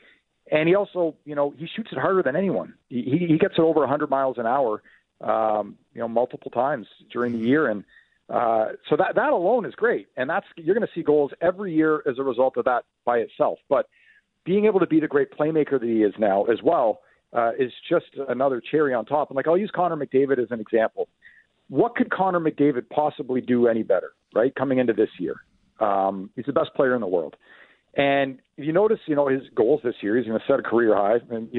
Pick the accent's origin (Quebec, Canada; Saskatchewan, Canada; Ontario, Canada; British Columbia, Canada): Ontario, Canada; Ottawa; so I grew up in the Ottawa area. I have a lot of friends and family still there.